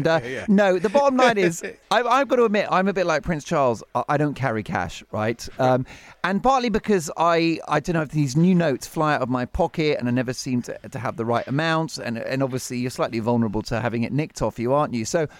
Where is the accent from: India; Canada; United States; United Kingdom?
United Kingdom; we're British